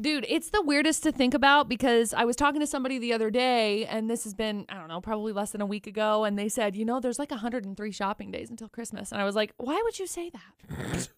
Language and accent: English; Brigham City, Utah, United States; I grew up in Brigham City